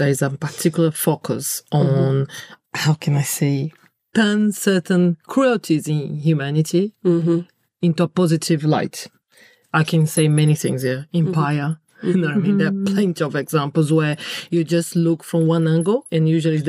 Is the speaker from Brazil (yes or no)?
yes; Brazil; English is a second language; I'm from Brazil